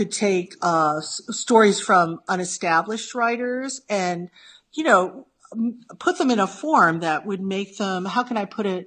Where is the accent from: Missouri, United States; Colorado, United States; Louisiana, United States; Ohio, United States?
Ohio, United States; moved away as an adult; also born or lived in Norman, Oklahoma / New York; now in London, United Kingdom; I grew up mainly in Ohio since third grade